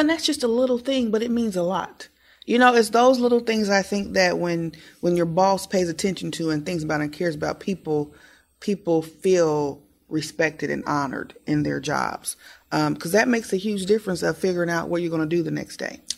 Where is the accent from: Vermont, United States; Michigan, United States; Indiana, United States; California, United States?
Indiana, United States; Muncie; growing up in Muncie, walking to my library